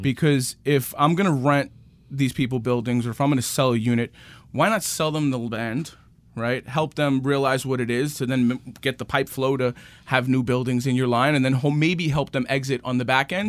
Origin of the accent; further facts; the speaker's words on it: New York City, New York, United States; I'm from Queens. Born and raised, my parents still live in the same house I grew up in, in Rego Park.